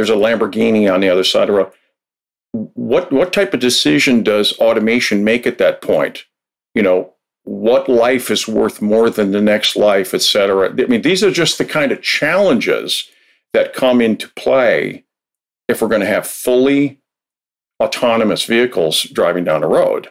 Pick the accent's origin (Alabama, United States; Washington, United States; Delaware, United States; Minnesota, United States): Minnesota, United States; I'm from Minnesota, where we consider the mosquitoes like it's the state bird